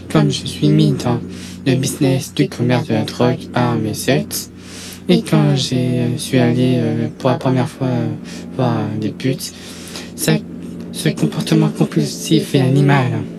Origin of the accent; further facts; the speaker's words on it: Toulouse, Occitania, France; born there; Je suis français, je mesure 1m88, 104 kg. Je suis né à Toulouse, dans le Mirail